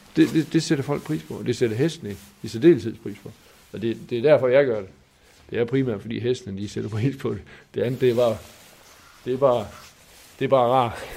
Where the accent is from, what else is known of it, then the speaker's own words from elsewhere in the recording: Skovlund, Southern Denmark, Denmark; jeg er bundesøn fra Skovlund. Øh, mine forældre havde en, en ejendom der.